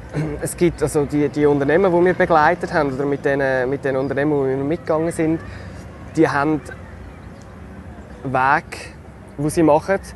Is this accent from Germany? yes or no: no; Switzerland; wieso gehe ich als Schweizer jetzt eine Reportage machen über den Urkaffee, aber ich glaube, es hat schon eine Berechtigung, weil wir in der Schweiz, wir sind ein riesiges Kaffeeland.